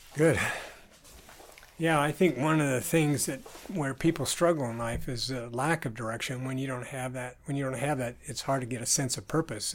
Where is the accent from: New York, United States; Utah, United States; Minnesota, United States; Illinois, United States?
Utah, United States; southern; also born or lived in Idaho Falls, Idaho / Michigan; I was born in Idaho Falls, and then we moved to Michigan, and we lived there for a bit, and then I grew up in southern Utah.